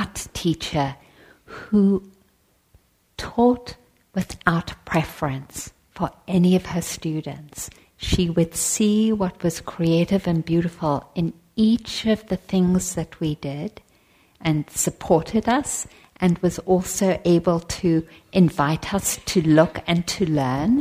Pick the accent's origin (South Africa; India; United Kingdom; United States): South Africa; moved away; I was born in South Africa